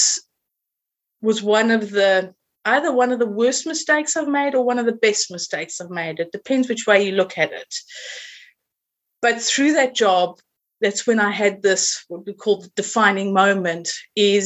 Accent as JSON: {"language": "English", "country": "South Africa", "accent": "South African", "moved": "as an adult", "lives_now": "Suffolk, United Kingdom", "said": "my accent is originally from South Africa. And I've been living here for 22 years, and I've never been able to lose the accent."}